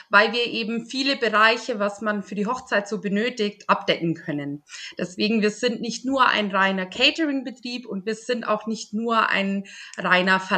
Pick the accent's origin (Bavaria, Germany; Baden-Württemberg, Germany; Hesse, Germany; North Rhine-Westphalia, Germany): Bavaria, Germany; Polenreuth; Ich komme aus Polenreuth und ähm, führe mit meiner Mama zusammen ein kleines Familienunternehmen.